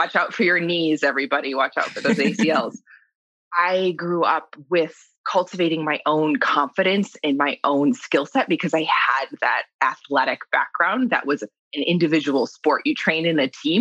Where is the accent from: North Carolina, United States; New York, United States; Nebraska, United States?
New York, United States; I grew up in New York